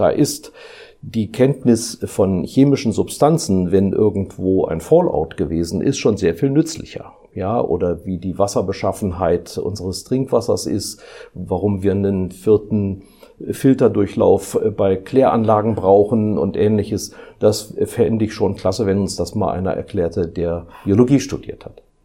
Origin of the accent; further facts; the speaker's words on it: Rhineland, Germany; moved away as an adult; also born or lived in Karlsruhe / Frankfurt / Düsseldorf / Mainz; nicht in meiner Heimat im Rheinland, sondern ich bin ausgewandert nach Baden